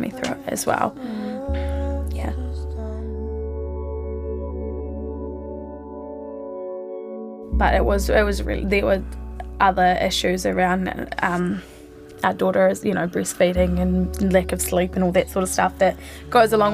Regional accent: Nelson, New Zealand; also born or lived in Christchurch; now in Wellington, New Zealand; grew up in Nelson but lived in Christchurch for 10 years

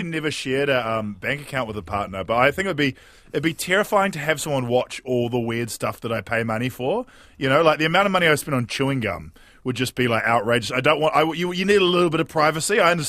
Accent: Nelson, New Zealand; my hometown of Nelson.

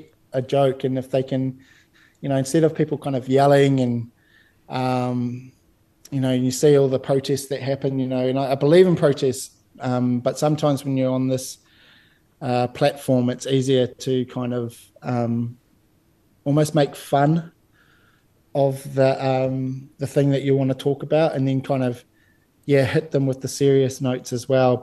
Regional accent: New Zealand; I was raised in Te Ao Māori, so, you know, I'm from that kohanga generation

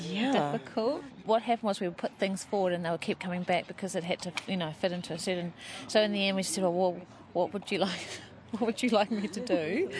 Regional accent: New Zealand; Ngāti Rangi, Tūwhare Toa and Whakatoa here.

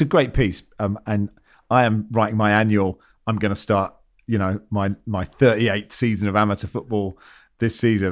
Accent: Cambridge, East of England, United Kingdom; when I was growing up in Cambridge

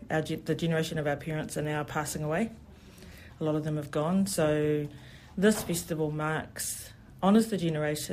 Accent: New Zealand; I'm a first generation New Zealand born

